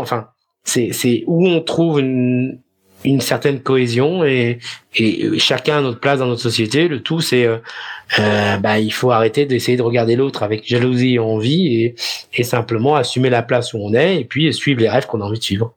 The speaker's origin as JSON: {"language": "French", "country": "France", "also_born_or_lived": "Netherlands", "moved": "as an adult", "lives_now": "Amsterdam, Netherlands", "said": "En tant que Français"}